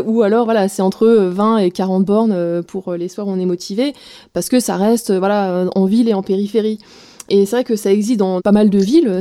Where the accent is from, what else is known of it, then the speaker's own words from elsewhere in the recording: Alsace, Grand Est, France; now in Roubaix, France; je suis alsacienne, exilée dans le Nord sur Roubaix